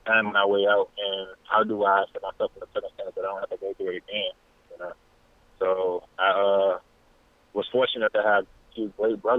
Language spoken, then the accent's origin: English; Petersburg, Virginia, United States; now in Charlottesville, United States; I'm from Petersburg, Virginia, but at this exact moment, I'm living in Charlottesville, Virginia